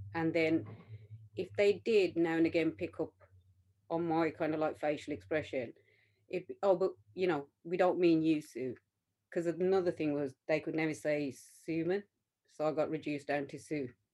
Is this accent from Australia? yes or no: no; Smethwick, West Midlands, United Kingdom; we grew up in Smethwick, which is a predominantly kind of Punjabi Sikh area